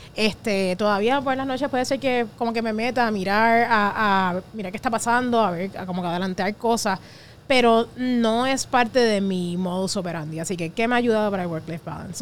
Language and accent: Spanish; Puerto Rico; como puertorriqueños